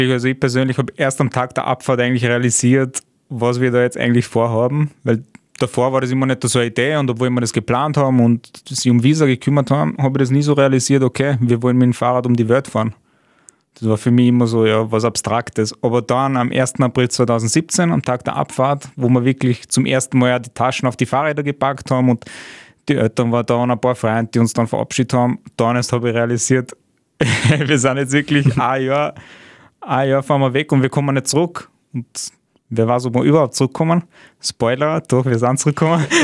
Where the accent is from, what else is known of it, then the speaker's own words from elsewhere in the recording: Austria; vor allem als Österreicher hast du einen sehr starken Reisepass